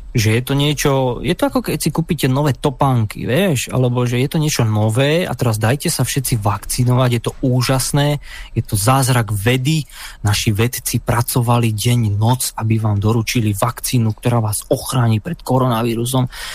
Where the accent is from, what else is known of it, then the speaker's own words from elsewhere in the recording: Slovakia; now in United Kingdom; sme my Slováci, Slovania